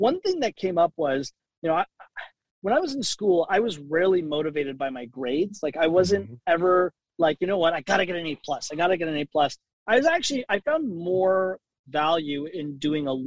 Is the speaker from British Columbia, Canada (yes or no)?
no; Toronto, Ontario, Canada; I spent most of my, you know, my teenage years, my youth, growing up at Avenue Road and Wilson.